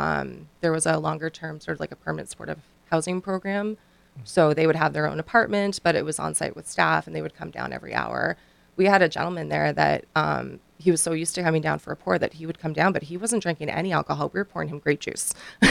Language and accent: English; Canada; now in United States; I'm actually from Canada. I've been here for just over 5 years now, and we have those facilities where I'm from.